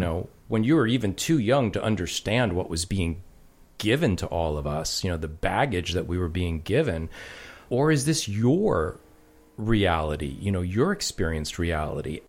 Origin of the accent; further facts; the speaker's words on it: New York, United States; I grew up in New York